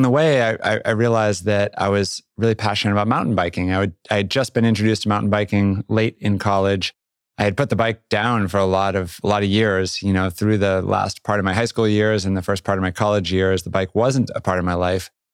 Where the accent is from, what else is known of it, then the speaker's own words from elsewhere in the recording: Boston suburbs, Massachusetts, United States; moved away as an adult; also born or lived in Vermont / Jackson, Wyoming; I grew up on the East Coast, Boston suburbs and school up in Vermont